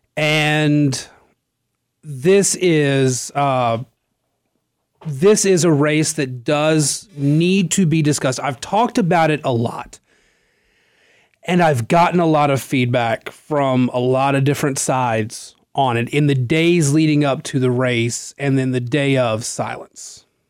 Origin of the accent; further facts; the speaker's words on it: Natchitoches Parish, Louisiana, United States; moved away; I come from Natchitoches Parish